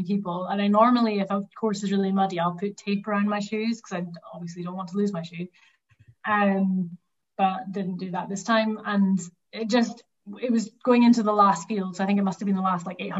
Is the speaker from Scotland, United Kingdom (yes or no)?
yes; the Highlands of Scotland, United Kingdom; I'm from the Highlands of Scotland